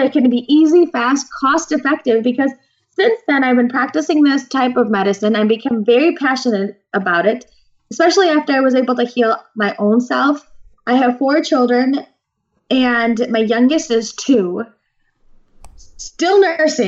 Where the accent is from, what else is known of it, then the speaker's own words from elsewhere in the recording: Naperville, Illinois, United States; I was born and raised in Naperville, Illinois